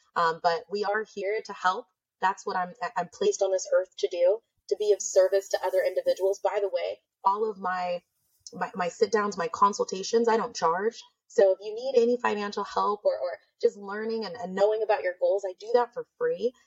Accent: Nebraska, United States; moved away as an adult; now in California, United States; I'm from Nebraska.

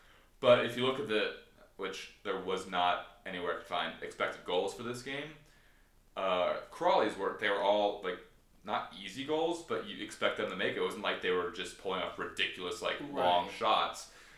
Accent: Newport Beach, California, United States; I am from Newport Beach

